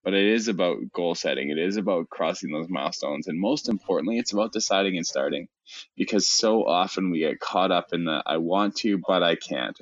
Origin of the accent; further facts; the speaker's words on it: Canada; I'm Canadian